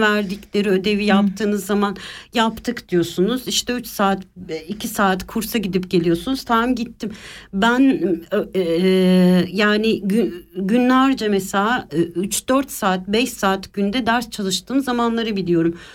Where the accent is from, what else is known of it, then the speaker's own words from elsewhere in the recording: Istanbul, Turkey; moved away as an adult; now in Switzerland; İstanbul'da doğdum, büyüdüm